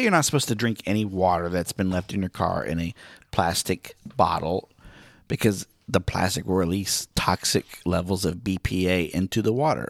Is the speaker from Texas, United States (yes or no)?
no; Miami, Oklahoma, United States; moved away; Miami, Oklahoma, my hometown